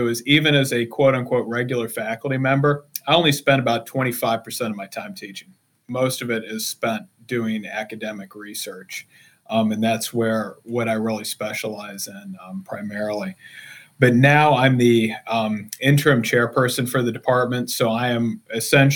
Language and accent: English; Hicksville, Ohio, United States; moved away as an adult; I grew up in a little farm town in Northwest Ohio, honest to God, called Hicksville